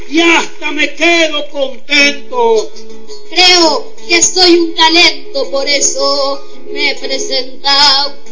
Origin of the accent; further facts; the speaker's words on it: Maldonado, Uruguay; born there; tengo 11 años soy nacido en Maldonado.